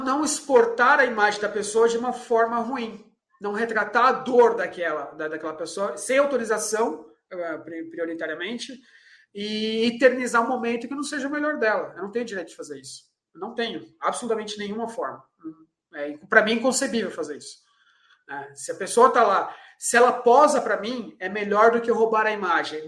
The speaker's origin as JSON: {"language": "Portuguese", "country": "Brazil"}